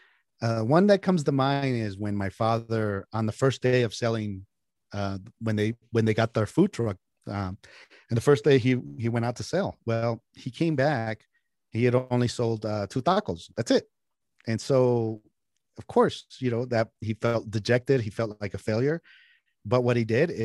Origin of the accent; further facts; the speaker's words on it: San Jose, California, United States; also born or lived in Mexico; I was raised on a taco truck in California, in San Jose, California, what is Silicon Valley.